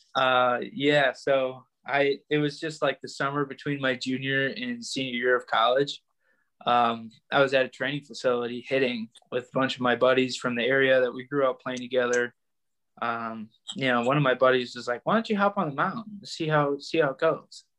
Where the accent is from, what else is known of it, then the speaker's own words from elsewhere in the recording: Northville, Michigan, United States; I grew up in Northville, Michigan. I mean, I'm still here